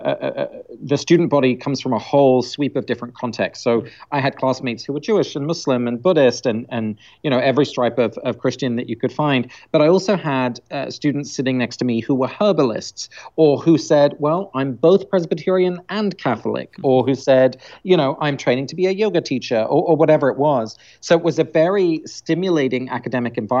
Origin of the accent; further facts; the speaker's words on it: London, United Kingdom; first language Dutch; I grew up in England, so I was born in London, but both my parents are Dutch, so I had grew up speaking Dutch at home in England